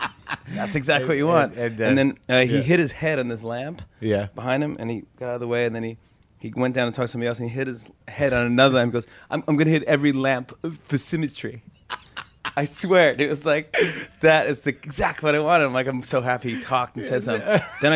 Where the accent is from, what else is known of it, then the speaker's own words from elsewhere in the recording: New York City, New York, United States; I was born in Brooklyn